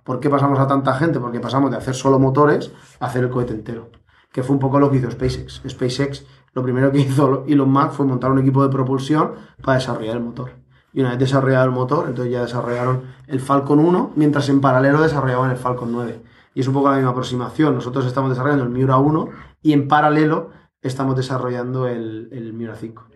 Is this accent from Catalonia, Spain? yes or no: no; Elche, Valencian Community, Spain; los dos somos de Elche